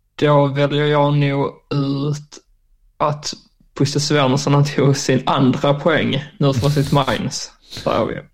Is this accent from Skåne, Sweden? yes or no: yes; Skåne, Sweden; also born or lived in Germany; jag kommer ju ifrån Österlen